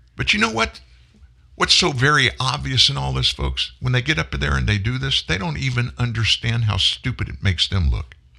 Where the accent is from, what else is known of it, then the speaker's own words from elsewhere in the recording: the South, United States; I'm from the South